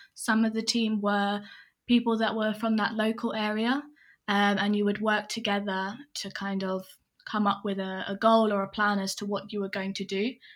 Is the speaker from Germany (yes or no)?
no; England, United Kingdom; also born or lived in Hong Kong; I'm English and I grew up mainly in England